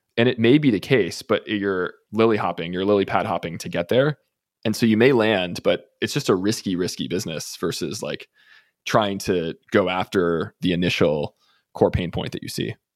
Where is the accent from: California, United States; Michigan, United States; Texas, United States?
Texas, United States; I'm from Texas